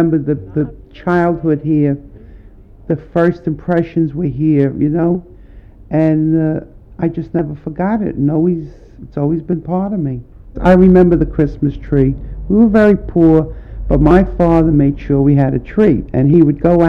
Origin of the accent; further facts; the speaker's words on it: New York City, New York, United States; I was born in Chinatown, Elizabeth Street